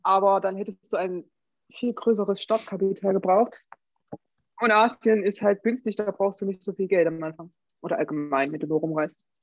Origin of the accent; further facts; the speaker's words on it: Germany; Als Deutscher